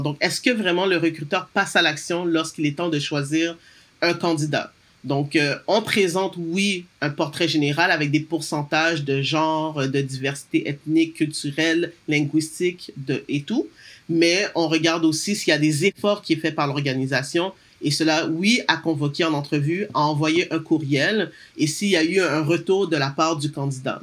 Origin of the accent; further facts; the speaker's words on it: Montreal, Quebec, Canada; also born or lived in United States; moi, je suis née à Montréal euh, de parents d'origine haïtienne. j'ai toujours vécu, travaillé principalement au Québec